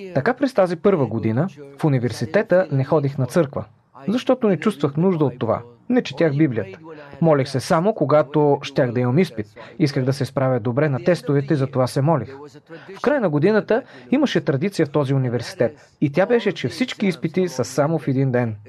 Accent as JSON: {"language": "Bulgarian", "town": "Mosul", "region": "Nineveh", "country": "Iraq", "tie": "born or raised there", "moved": "yes", "lives_now": "United States", "said": "Аз съм роден в Ниневия, в Ирак. Това е в северната част на Ирак."}